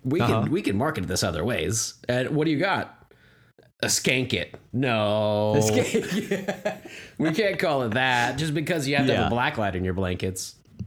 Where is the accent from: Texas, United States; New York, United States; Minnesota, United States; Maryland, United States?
Texas, United States; I'm a Texan. So.